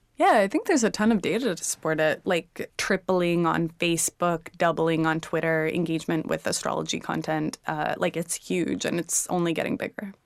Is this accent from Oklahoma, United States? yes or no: no; Houston, Texas, United States; I was born in Houston